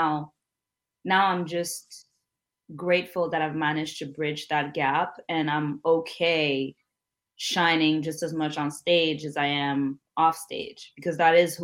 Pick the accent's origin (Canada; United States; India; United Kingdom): Canada; Montreal, Quebec; a young Black girl, Burundian, growing up in Montreal, bilingual